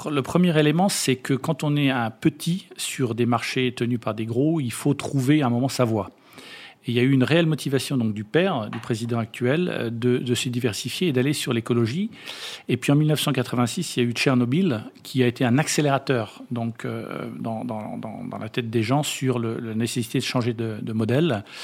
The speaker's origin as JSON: {"language": "French", "country": "France", "said": "et puis nous-mêmes, en tant que Français, on a nos propositions"}